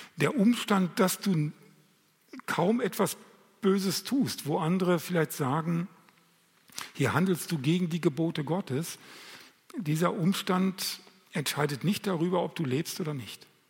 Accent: Lemgo, North Rhine-Westphalia, Germany; bei uns in Lemgo

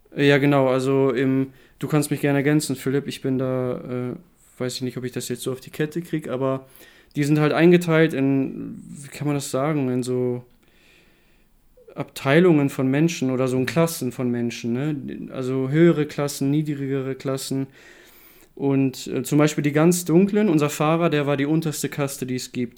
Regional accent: Germany; bei uns in Deutschland

